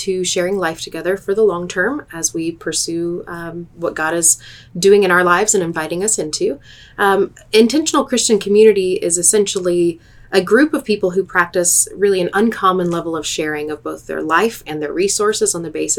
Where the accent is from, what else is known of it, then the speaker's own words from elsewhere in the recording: Northwest Arkansas, United States; moved away as an adult; now in Abilene, United States; I grew up in Northwest Arkansas